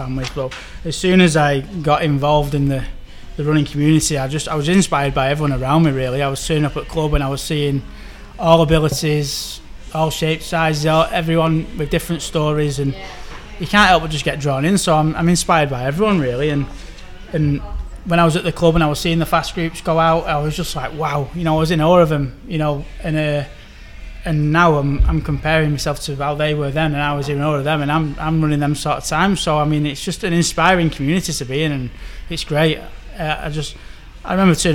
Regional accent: Manchester, North West England, United Kingdom; Manchester's my hometown

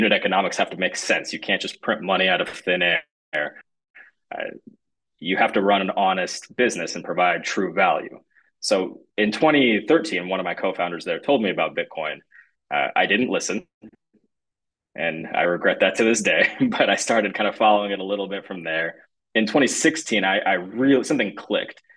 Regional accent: Michigan, United States; also born or lived in Russia

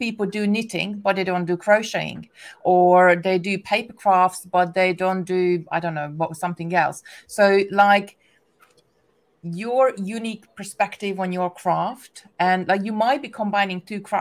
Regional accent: Hungary; English is a second language; moved away; I'm originally from Hungary, English is my second language

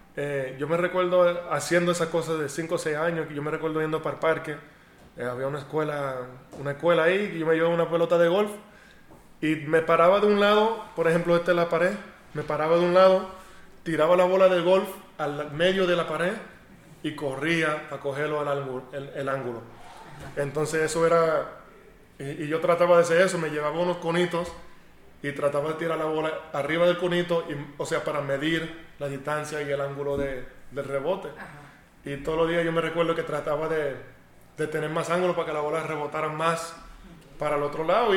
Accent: United States; yo nací en Estados Unidos

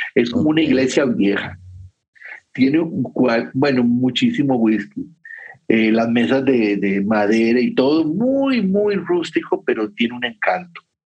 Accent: Costa Rica; yo soy de Costa Rica

